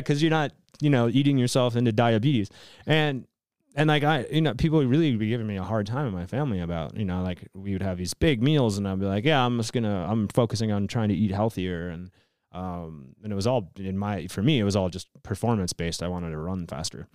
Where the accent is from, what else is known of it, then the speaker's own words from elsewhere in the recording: Wisconsin, United States; I grew up in Wisconsin